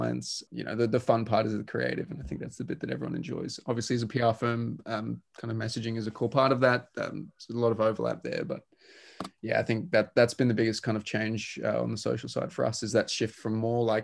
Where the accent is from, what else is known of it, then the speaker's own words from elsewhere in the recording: Australia; being Australian, I'm very used to driving very long distances